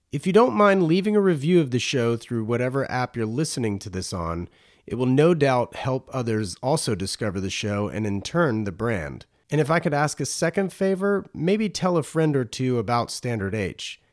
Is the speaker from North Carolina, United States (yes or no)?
yes; North Carolina, United States; moved away; my home state of North Carolina